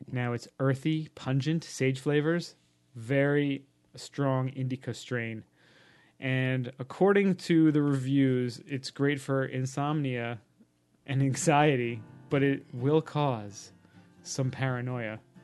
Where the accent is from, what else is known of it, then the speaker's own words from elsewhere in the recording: New York City, New York, United States; I'm from Hollis, Queens, and not from Mount Vernon.